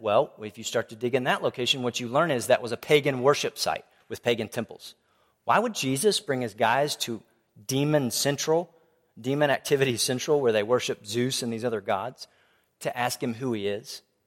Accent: Tomball, Texas, United States; I grew up in Tomball Bible Church

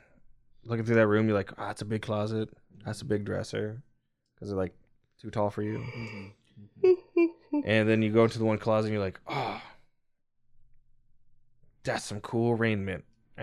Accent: Ohio, United States; I'm from Ohio. I'm built corn strong.

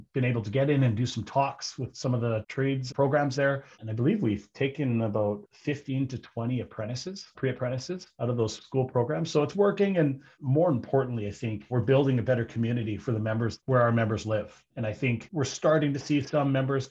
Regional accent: British Columbia, Canada; my hometown here in British Columbia

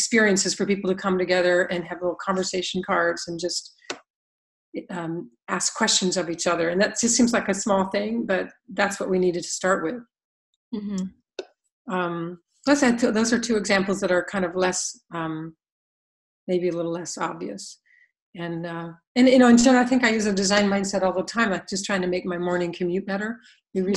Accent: United States; moved away as an adult; most of us growing up in the U.S.

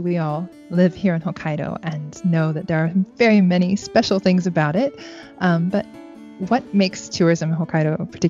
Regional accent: Indiana, United States; now in Japan; where I was born in Indiana. It was just like the rolling hills and the lush greenery and the different seasons.

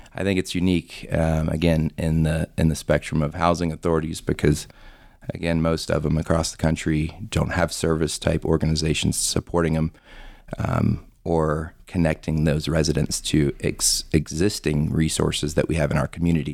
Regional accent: Florida, United States; moved away as an adult; now in Loveland, United States; I'm actually from Florida, born and raised

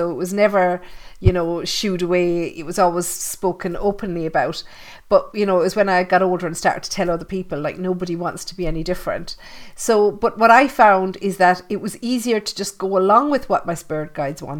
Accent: Ireland; I grew up in Catholic Ireland, you know, 13 years in convent school with the nuns.

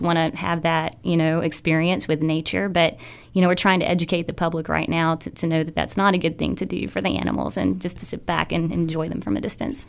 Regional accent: Arkansas, United States; also born or lived in Caribbean; now in Wilmington, United States; originally from Arkansas, spent a lot of time in the Caribbean managing nature parks

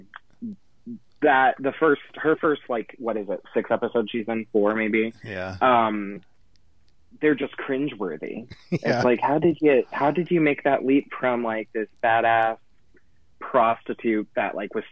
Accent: United States; I'm American

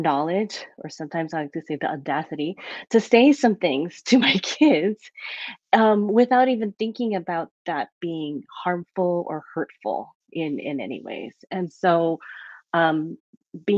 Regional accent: Hawaii, United States; moved away as an adult; also born or lived in Oahu; now in Portland area, United States; growing up in Hawaii, there's so much diversity

